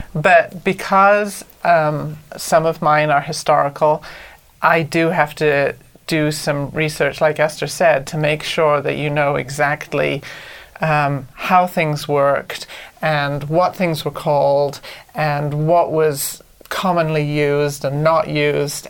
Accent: Anglesey, Wales, United Kingdom; moved away as an adult; now in United States; I'm from Anglesey, which is a little island off the north coast of Wales

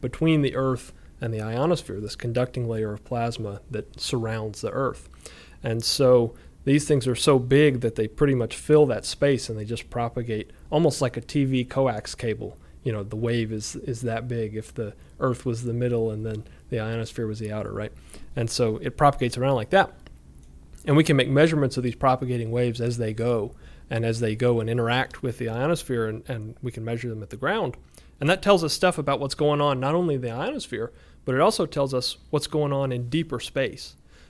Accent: Auburn, Alabama, United States; So I'm from Auburn, born and bred.

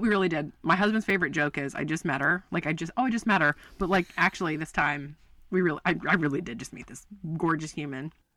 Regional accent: Baltimore, Maryland, United States; moved away as an adult; also born or lived in West Coast; I'm from Baltimore, Maryland

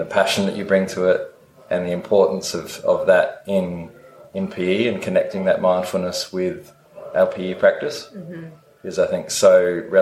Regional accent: Adelaide, South Australia, Australia; moved away as an adult; I'm originally from Adelaide in South Australia.

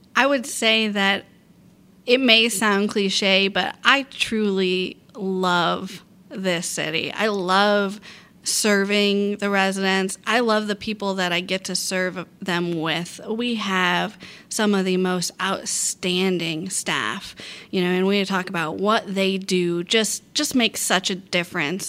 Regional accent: Port Orange, Florida, United States; Port Orange, my hometown

